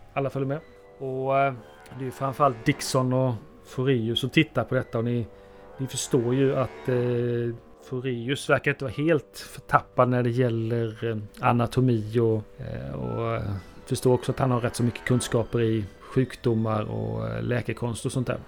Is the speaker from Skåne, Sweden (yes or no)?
no; Halland County, Sweden; also born or lived in Bohuslän; jag är ju en, eh, glad hallänning som, eh, bland, eh, i veckorna befinner mig uppe i Bohuslän